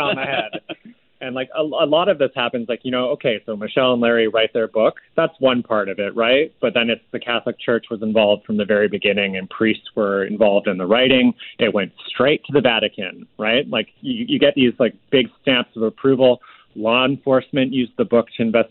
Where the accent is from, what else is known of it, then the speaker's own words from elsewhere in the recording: Victoria, British Columbia, Canada; I grew up in Victoria, BC